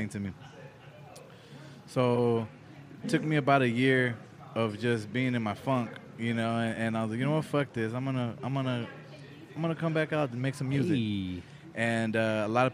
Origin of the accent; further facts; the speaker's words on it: Oceanside, California, United States; also born or lived in Guadalajara, Mexico; I hail from Oceanside